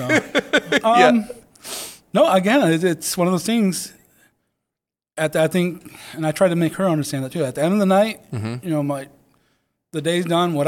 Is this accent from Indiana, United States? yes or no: no; Batavia, Illinois, United States; being born and raised here, knowing the community